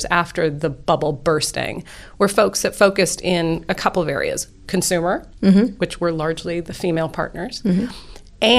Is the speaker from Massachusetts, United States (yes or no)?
yes; Boston, Massachusetts, United States; moved away; I grew up in Boston